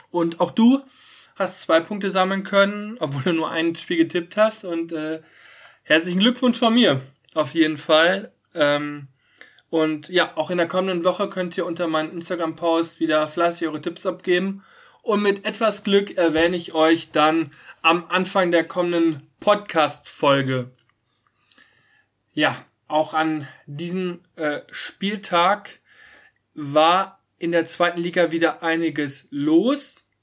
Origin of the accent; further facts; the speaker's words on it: Cologne, North Rhine-Westphalia, Germany; Das ist für mich als Kölner natürlich gut. Wir Kölner haben kurz vor Schluss den Ausgleich noch kassiert